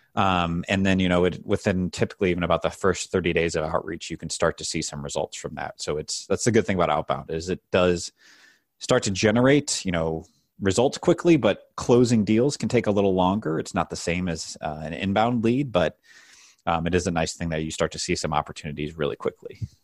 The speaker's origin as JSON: {"language": "English", "town": "St. Louis", "region": "Missouri", "country": "United States", "tie": "born or raised there", "said": "I grew up in Saint Louis, uh, Missouri"}